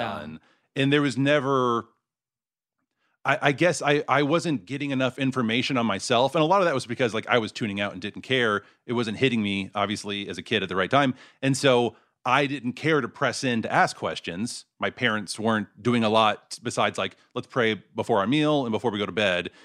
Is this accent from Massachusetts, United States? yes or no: no; Mesquite, Texas, United States; moved away; I grew up in, uh, a suburb called Mesquite